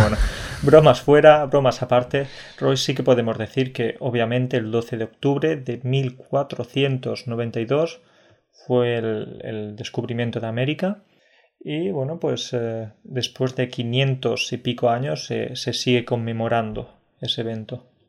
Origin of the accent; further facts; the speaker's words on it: Andalusia, Spain; soy andaluz, de familia andaluza